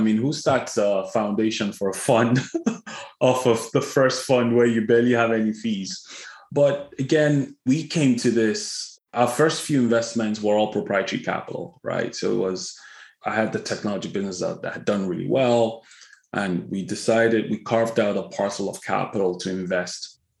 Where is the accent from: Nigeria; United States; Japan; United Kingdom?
Nigeria; Kaduna, Kaduna State; And in parts of the country, not Lagos, you know, for instance, I grew up in Kaduna, so I always had a heart for that.